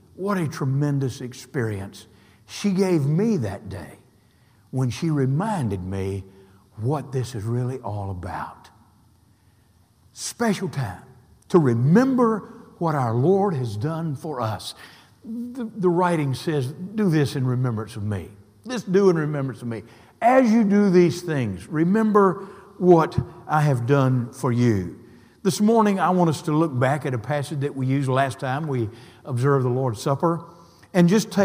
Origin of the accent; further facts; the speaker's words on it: the South, United States; now in Tallahassee, United States; Growing up in the South, I know what supper is.